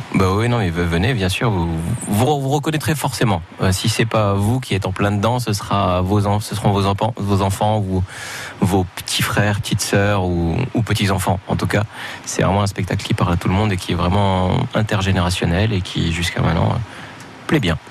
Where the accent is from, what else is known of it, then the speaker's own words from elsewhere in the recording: Morocco; moved away; j'ai grandi au Maroc